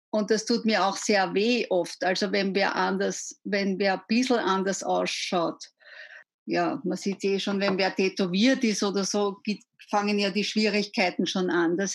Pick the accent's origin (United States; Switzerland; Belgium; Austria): Austria; Gmunden, Upper Austria; born there; Ich bin ja. eine gebürtige Gmundnerin.